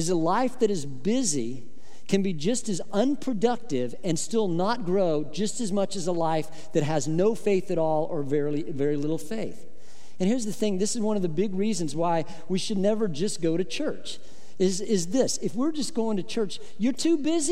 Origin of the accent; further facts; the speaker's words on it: Midwest, United States; I grew up in the Midwest